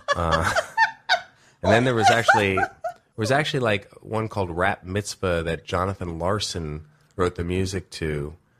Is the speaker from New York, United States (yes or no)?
yes; New York City, New York, United States; moved away as an adult; also born or lived in Los Angeles, United States; I grew up with in New York